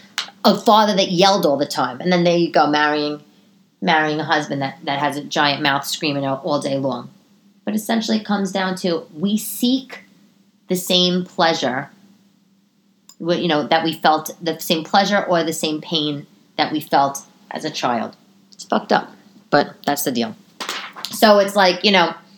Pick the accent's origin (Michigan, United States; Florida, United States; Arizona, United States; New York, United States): New York, United States; New York City; when I was growing up in Staten Island